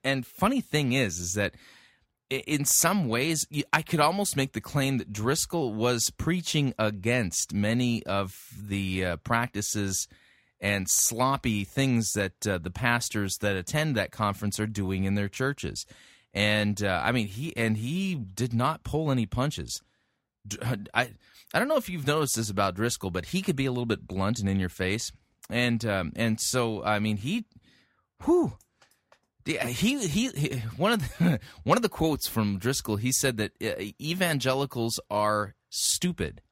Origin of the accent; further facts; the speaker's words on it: California, United States; I grew up in California